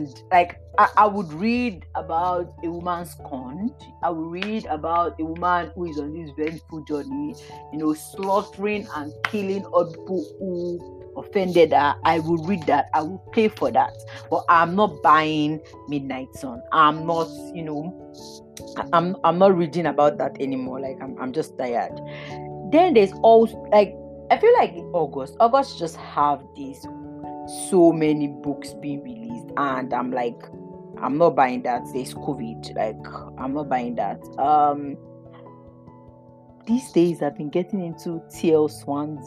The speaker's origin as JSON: {"language": "English", "country": "Nigeria", "said": "As a Nigerian"}